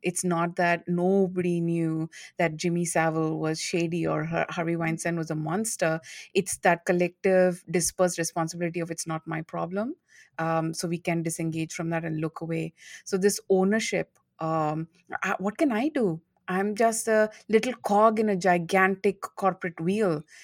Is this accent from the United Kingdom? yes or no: no; India; moved away as an adult; also born or lived in United States; now in Singapore; I'm from India